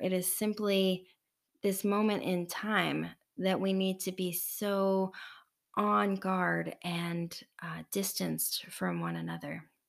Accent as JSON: {"language": "English", "country": "United States", "said": "We, as an American culture in the United States"}